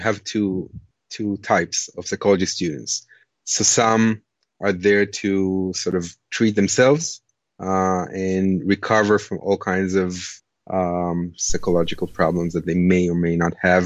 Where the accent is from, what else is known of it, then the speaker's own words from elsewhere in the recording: Israel; moved away as an adult; also born or lived in Lithuania; now in New Zealand; I grew up in Israel, born in Lithuania, actually, in days of the Soviet Union. But when I was quite young, my family immigrated to Israel